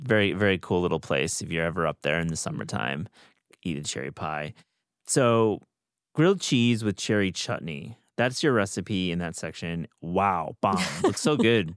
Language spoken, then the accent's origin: English; West Michigan, United States; now in Hudson Valley, New York, United States; where I grew up in West Michigan